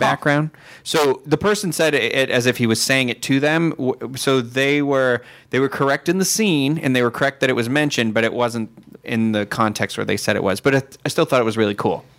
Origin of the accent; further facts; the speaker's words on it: Massachusetts, United States; moved away; I'm from Massachusetts